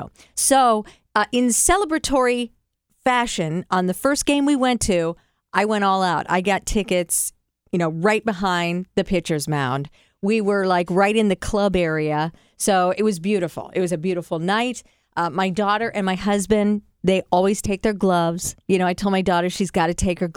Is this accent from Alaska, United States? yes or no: no; Cleveland, Ohio, United States; I grew up in Cleveland